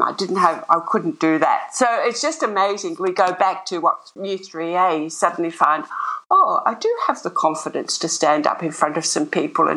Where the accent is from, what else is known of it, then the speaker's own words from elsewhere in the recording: Sydney, New South Wales, Australia; moved away; I grew up in Sydney. I grew up in North Sydney, and then lived most of my all my life close into the city.